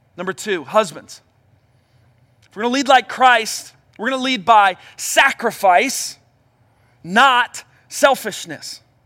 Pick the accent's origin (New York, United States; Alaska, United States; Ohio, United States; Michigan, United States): Ohio, United States; Cincinnati; I grew up in Cincinnati